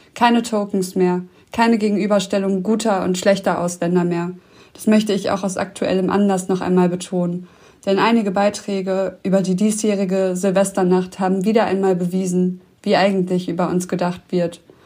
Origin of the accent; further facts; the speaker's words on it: Düsseldorf, North Rhine-Westphalia, Germany; ich selbst, ich wurde doch in Düsseldorf geboren